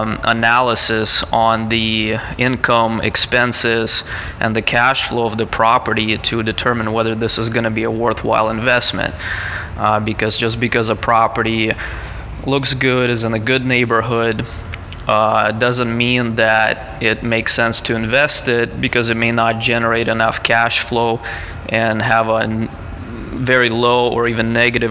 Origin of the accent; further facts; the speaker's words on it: Moscow, Russia; now in San Diego, United States; I'm actually originally from Moscow, Russia